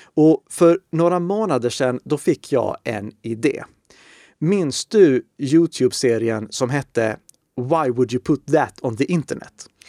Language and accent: Swedish; Uppsala, Uppsala County, Sweden; Jag är född i Uppsala